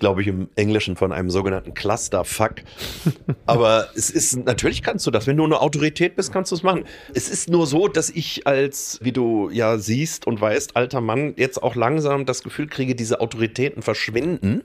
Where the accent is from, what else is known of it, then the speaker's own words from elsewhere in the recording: Rhineland, Germany; als Rheinländer